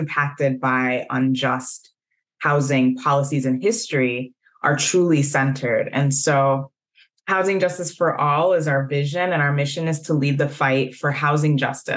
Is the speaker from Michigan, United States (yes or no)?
no; Evanston, Illinois, United States; moved away as an adult; now in Minnesota, United States; I was born in Evanston, Illinois, so I'm not a native of Minnesota. But I came to Minnesota by way of Carleton College, where I went to undergrad